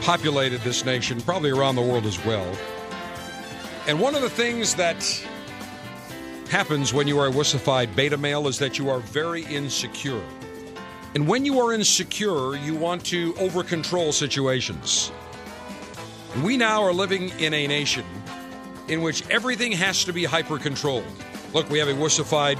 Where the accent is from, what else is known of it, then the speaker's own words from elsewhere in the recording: Buffalo, New York, United States; the school that I went to growing up in Buffalo